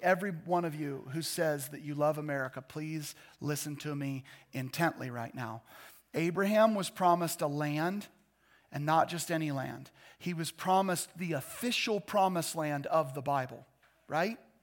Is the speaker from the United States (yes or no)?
yes; United States; I love being an American